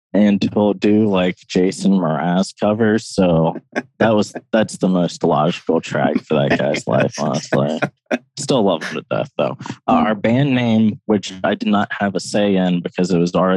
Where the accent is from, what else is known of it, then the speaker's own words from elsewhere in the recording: Loudondale, Appalachia, United States; I grew up in this small holler called Loudondale